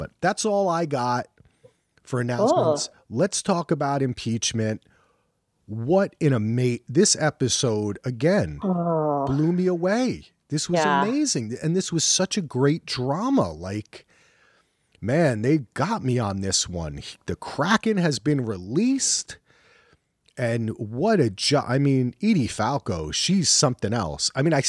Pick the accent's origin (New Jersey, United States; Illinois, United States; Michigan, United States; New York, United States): New Jersey, United States; I'm from Jersey.